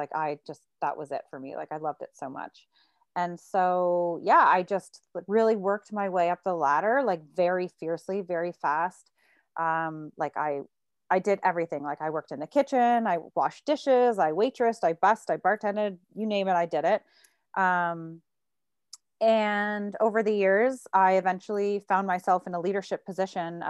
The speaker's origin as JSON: {"language": "English", "town": "Burlington", "region": "Ontario", "country": "Canada", "tie": "born or raised there", "also_born_or_lived": "Toronto / Hamilton", "said": "I grew up in Burlington, Ontario. And then I moved to Toronto when I turned 19"}